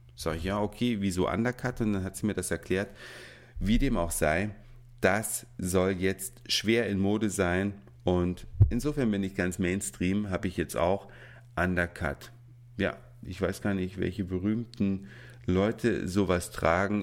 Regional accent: Saxony, Germany; now in Hamburg, Germany; ins schöne Sachsen, da wo ich geboren bin und mit der Familie Weihnachten feiern werde

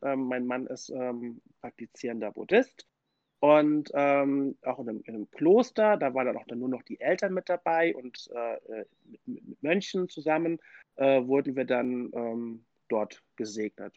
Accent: Mainz, Rhineland-Palatinate, Germany; ich komme aus Mainz

